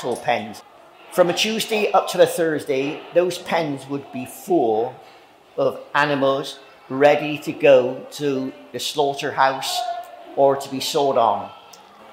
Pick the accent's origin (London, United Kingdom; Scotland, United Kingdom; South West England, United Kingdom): South West England, United Kingdom; Bristol; I was born in St. Philip's Marsh in 1941, and I lived there until the age of 14.